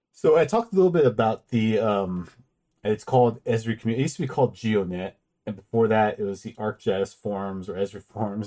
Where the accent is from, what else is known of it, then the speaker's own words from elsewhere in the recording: California, United States; I'm from California.